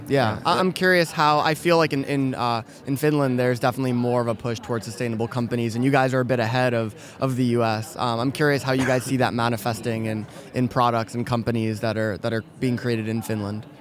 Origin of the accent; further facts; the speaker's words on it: New York City, New York, United States; moved away; also born or lived in Silicon Valley; I'm from New York City originally